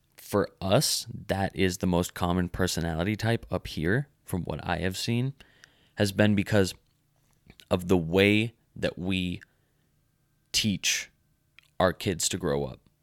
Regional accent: United States

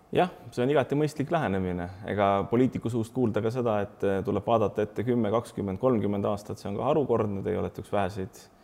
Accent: Estonia

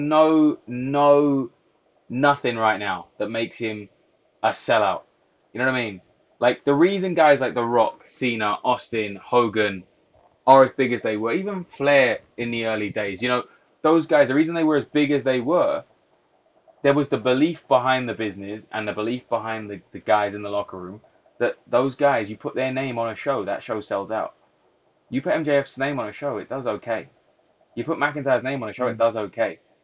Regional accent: United Kingdom; We're British

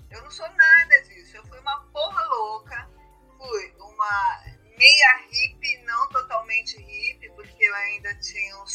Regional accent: São Paulo, Brazil; sou de São Paulo, brasileira.

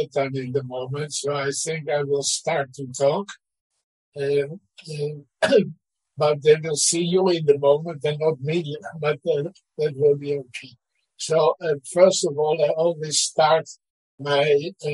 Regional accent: Netherlands; now in Israel; I was born in Holland, as you said, in 1928, so that's quite a long time ago. I was born in a family who was Orthodox

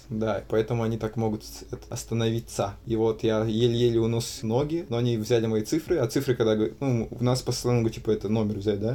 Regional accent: Ulan-Ude, Buryatia, Russia; now in Saint Petersburg, Russia; я из Улан-Удэ

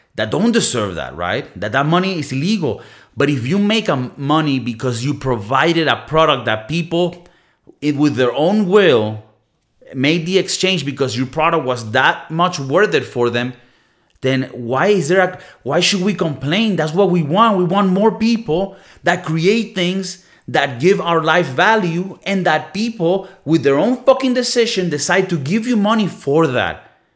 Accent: Venezuela; moved away; communist Venezuela, my home country

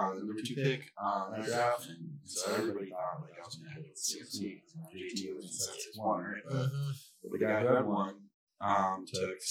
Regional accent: Pacifica, California, United States; We're both from Pacifica, California

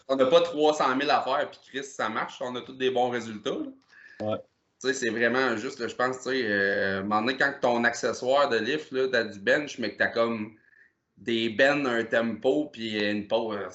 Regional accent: Percé, Quebec, Canada; comme j'ai dit tantôt, je viens du coin de Percé.

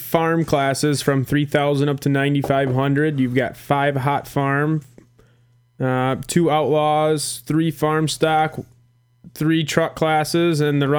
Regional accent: Armada, Michigan, United States; I'm from Armada, and we're a little hazy on math over that way

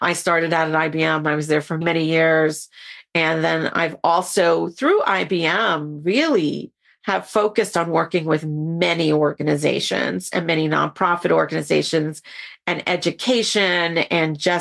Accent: New York City, New York, United States; I'm a boogie down girl who grew up in the Bronx

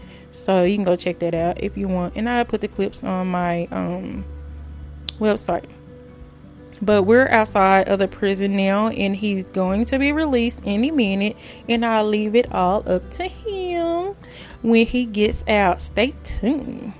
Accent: Greenville, Texas, United States; I'm from Greenville, Texas

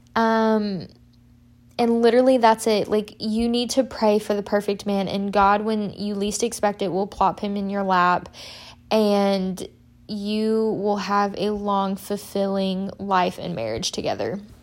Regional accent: Murfreesboro, Tennessee, United States; moved away as an adult; also born or lived in Wisconsin; I did a summer internship specifically in Murfreesboro, one, because it was my hometown

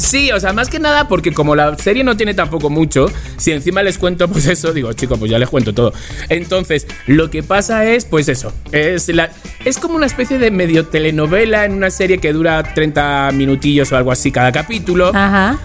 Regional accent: Spain; moved away as an adult; now in Mexico; Era español

